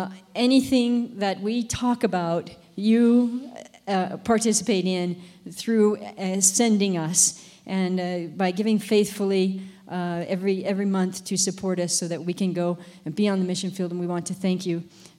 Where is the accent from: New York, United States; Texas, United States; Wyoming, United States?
Wyoming, United States; Gillette; moved away as an adult; also born or lived in Madagascar; now in France; I'm from Wyoming. I grew up in Gillette, and so just a Wyoming country kid, you know, and grew up outside of town, but that's my background.